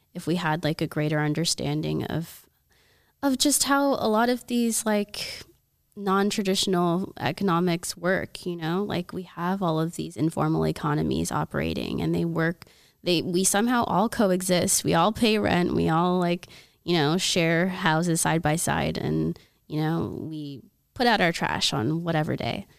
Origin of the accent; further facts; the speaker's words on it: Oklahoma, United States; moved away; I'm from Oklahoma, and everybody out there is, like, you know, survivalist mentality